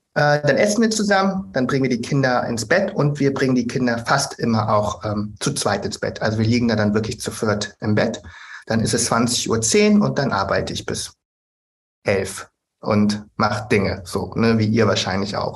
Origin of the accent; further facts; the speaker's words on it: Germany; bin ich einfach auch in Deutschland geboren und aufgewachsen